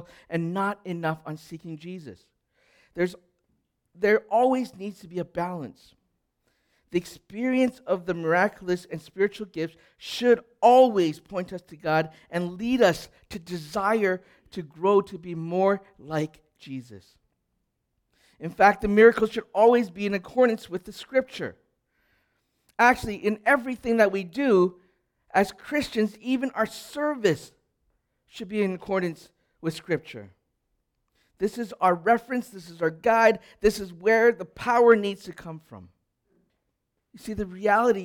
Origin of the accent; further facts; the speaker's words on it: Edmonton, Alberta, Canada; I grew up in Edmonton in the 1980s